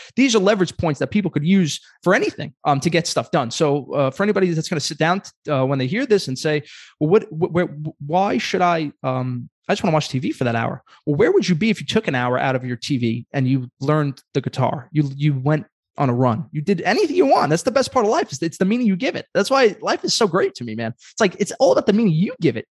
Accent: Brooklyn, New York, United States; I'm a kid from Brooklyn.

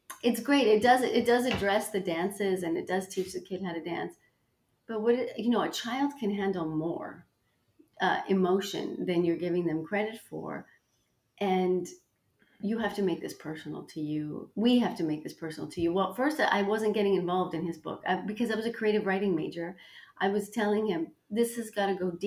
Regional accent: Toronto, Ontario, Canada; moved away as an adult; also born or lived in New York City; I moved from Toronto, Canada, mm-hmm. to New York City, not to London

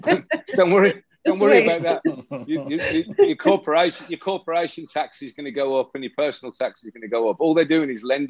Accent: Birmingham, West Midlands, United Kingdom; I'm from Birmingham, England.

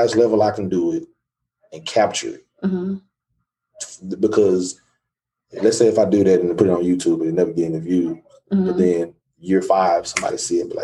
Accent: Dallas, Texas, United States; also born or lived in Plano, Texas; that's where I'm from. I was born in Parkland.

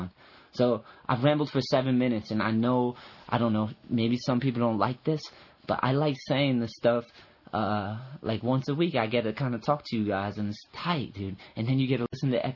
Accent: East Coast, United States; I grew up on the East Coast, and I went to California

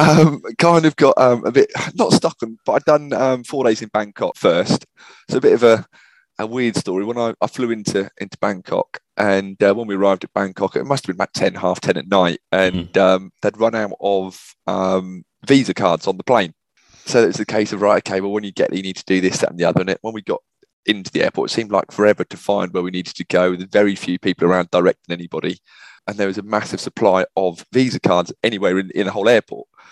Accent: Norwich, East of England, United Kingdom; also born or lived in New Zealand; currently based in, in Norwich, back in my, my hometown

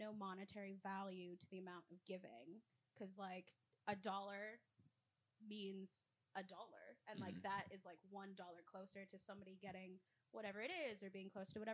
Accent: Philippines; moved away; I'm from the Philippines. So like my parents are from there and everything. And I think in 2017, we went back home to like where I was born and all this stuff

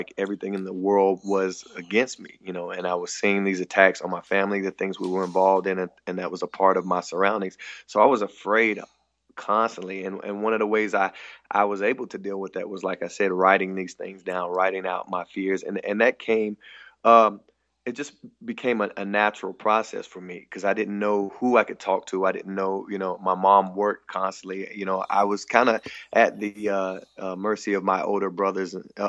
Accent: the Bible Belt, United States; growing up in the Bible Belt

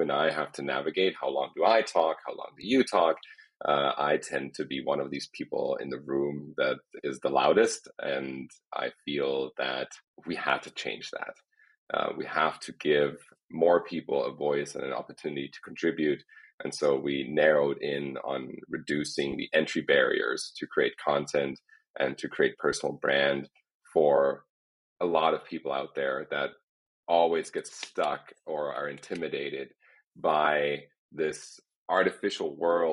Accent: near Heidelberg, Baden-Württemberg, Germany; moved away as an adult; now in Los Angeles, United States; I was born in Germany, in a small town next to Heidelberg, where I grew up

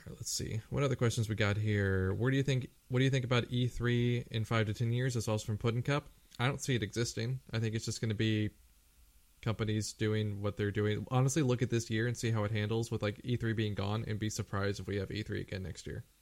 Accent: United States; also born or lived in Japan; as an American.

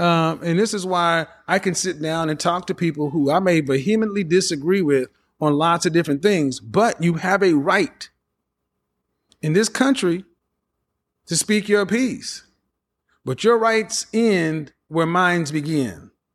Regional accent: the Bible Belt, United States; the way I was raised in the Bible Belt

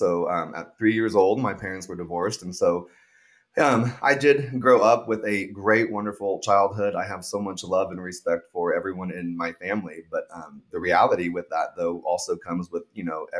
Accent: Tulsa, Oklahoma, United States; I am originally just from Tulsa, Oklahoma

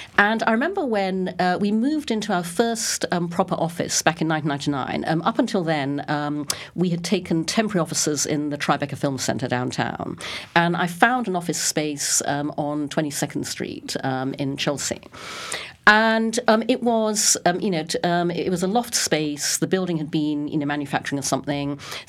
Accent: Brunei; also born or lived in United Kingdom / Singapore; now in United States; And I was born in the UK, but when I was six, my parents moved to Brunei in Borneo. So I grew up in Brunei. I came back to the UK for school and university, worked there for a number of years, worked in Singapore.

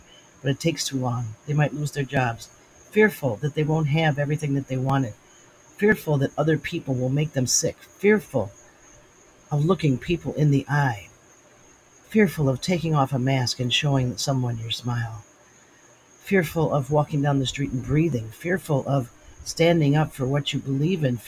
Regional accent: United States; I'm an American

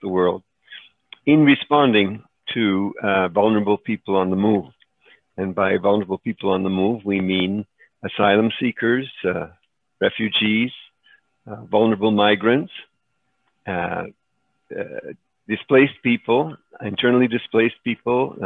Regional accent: Montreal, Quebec, Canada; moved away; also born or lived in Czechoslovakia / Chicago, United States / El Salvador; we escaped to Canada, where I grew up in Montreal, attended Loyola High School there

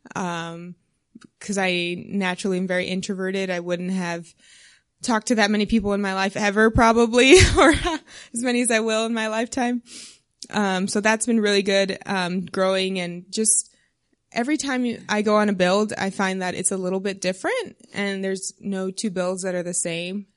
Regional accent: South Texas, United States; moved away as an adult; also born or lived in Maryland; I'm from South Texas originally

